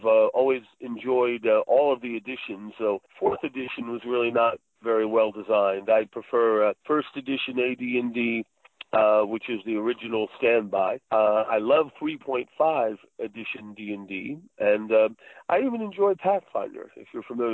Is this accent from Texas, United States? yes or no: no; Montclair, New Jersey, United States; moved away as an adult; now in Phoenix, United States; I grew up in New Jersey, Montclair, New Jersey, though I'm living now in Phoenix, Arizona